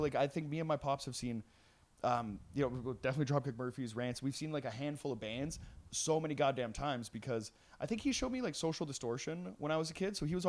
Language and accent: English; Trail, British Columbia, Canada; I grew up in Trail, which is about 8 hours east.